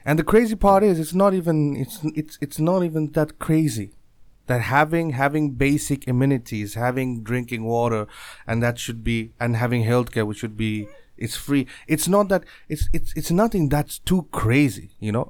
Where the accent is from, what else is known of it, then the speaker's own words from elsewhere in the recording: Bangladesh; moved away; I born and raised in Bangladesh